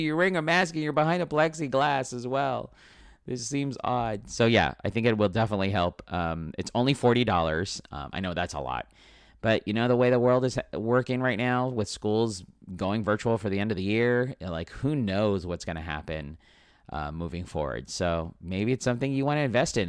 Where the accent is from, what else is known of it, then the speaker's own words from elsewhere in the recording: San Diego, California, United States; This is my hometown, born and raised here